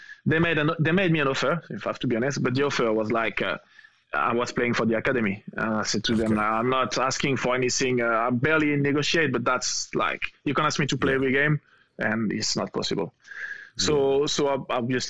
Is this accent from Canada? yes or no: no; France; English is a second language; moved away as an adult; also born or lived in Newcastle / Portsmouth / Liverpool; I'm living in France.